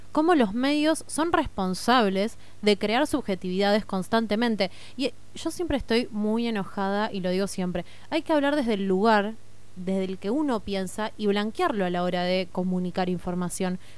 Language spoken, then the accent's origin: Spanish; Argentina; Somos Argentina, no somos España.